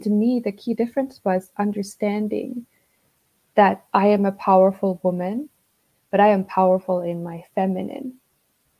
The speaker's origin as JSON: {"language": "English", "country": "Finland", "tie": "born or raised there", "said": "growing up in Finland"}